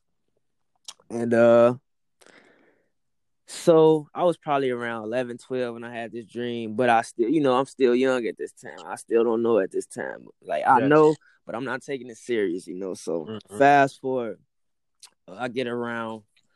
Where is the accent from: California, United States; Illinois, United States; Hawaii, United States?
Illinois, United States; Chicago; I'm from Chicago, Illinois, man. I'm from Chicago. Yeah, Chi-Town